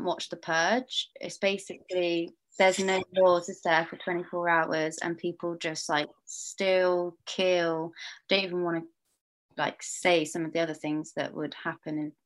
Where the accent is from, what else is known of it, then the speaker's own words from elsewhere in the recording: Perth, Western Australia, Australia; moved away; I'm from Perth, Australia